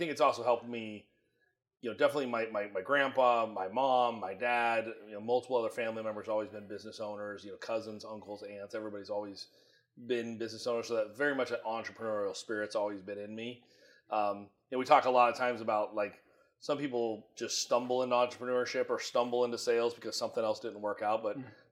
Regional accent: Iowa, United States; moved away as an adult; now in Phoenix, United States; I'm originally from Iowa, born and raised. My entire life was there until I moved here to Arizona

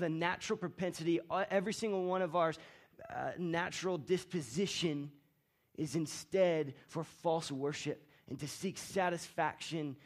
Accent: Florida, United States; moved away as an adult; now in Colorado, United States; my wife Rachel and I and our son Banyan, we're from Florida. And our families all still live in Florida

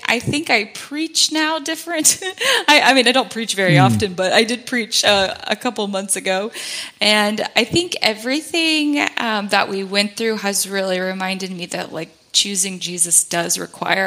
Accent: Georgia, United States; also born or lived in South Carolina; we waited about a year before we moved back home to Georgia from South Carolina

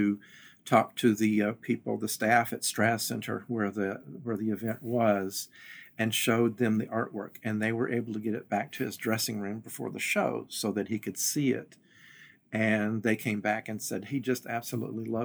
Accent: Western Kentucky, United States; the small town I grew up in Western Kentucky

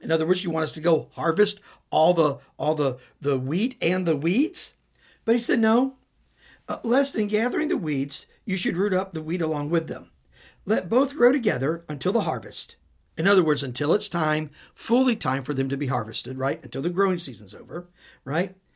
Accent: Midwest, United States; I'm from the Midwest

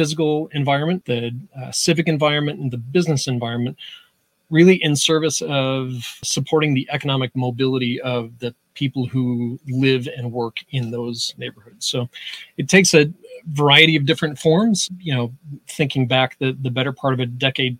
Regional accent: just outside of Utica, New York, United States; moved away as an adult; now in Syracuse, United States; So I grew up just outside of Utica, came to Syracuse about 12 years ago or so

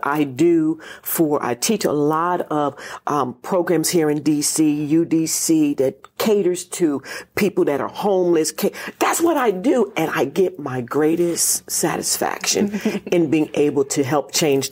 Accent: Reading, Pennsylvania, United States; now in Washington, D.C., United States; I'm from Reading, Pennsylvania

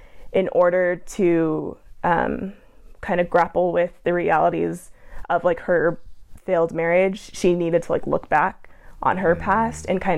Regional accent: Provo, Utah, United States; I'm from Provo

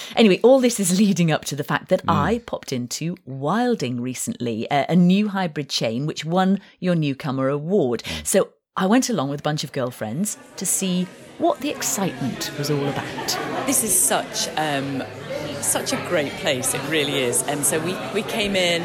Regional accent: Yorkshire and the Humber, United Kingdom; I say vin, and I'm I'm I'm from Yorkshire

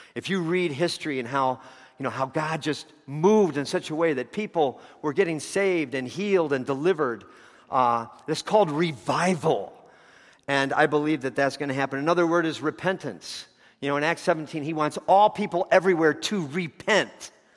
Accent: Chicago, Illinois, United States; growing up around Chicago

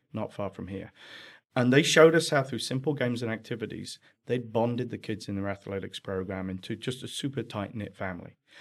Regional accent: England, United Kingdom; accent: English; moved away as an adult; now in United States; my accent's from England. That's where I spent first forty years of my life before moving over to America.

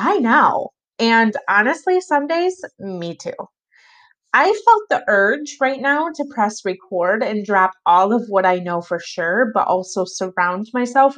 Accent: Michigan, United States; I was born and raised in Michigan, and I still live here

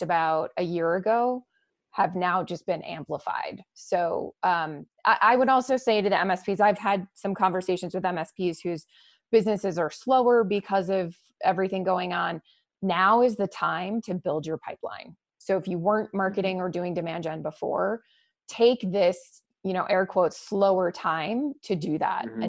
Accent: Boston, Massachusetts, United States; moved away; That's where I'm from, my hometown.

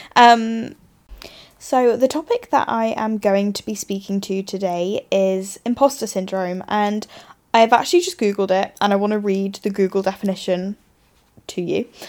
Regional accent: England, United Kingdom; moved away as an adult; now in Australia; as we like to do as English people

